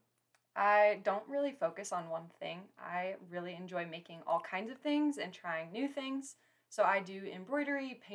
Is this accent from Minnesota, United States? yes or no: no; Story City, Iowa, United States; in my bio that I'm from Story City